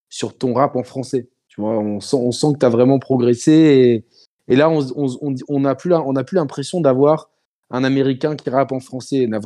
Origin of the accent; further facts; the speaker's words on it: France; moi, pour moi, le, celui qui me vient à l'esprit en tant que Français, c'est Roca